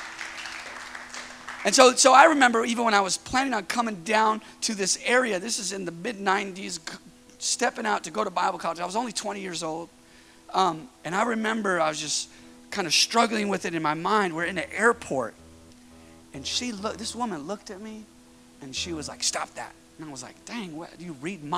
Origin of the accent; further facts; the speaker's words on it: Northern California, United States; moved away as an adult; now in Southern California, United States; I'm from Northern California. I'm here in Southern California